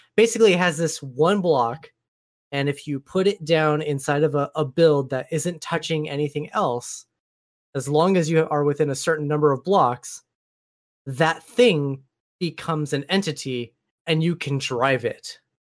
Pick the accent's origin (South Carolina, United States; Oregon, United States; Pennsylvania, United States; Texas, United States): Oregon, United States; now in Washington State, United States; I was born and raised in Oregon, living in Washington State now, Columbia River splits the two states.